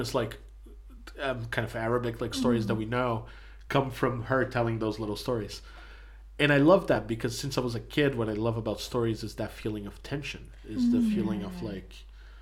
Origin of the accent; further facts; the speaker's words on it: Brazil; moved away; growing up in Brazil